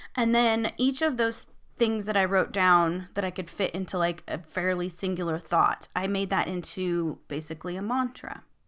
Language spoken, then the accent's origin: English; United States